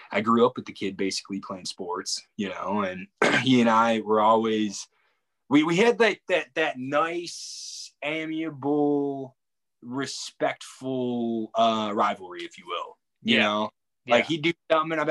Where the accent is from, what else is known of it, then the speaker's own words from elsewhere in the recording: Crystal Lake, Illinois, United States; also born or lived in Wyoming; From suburbs, okay. Northwest suburbs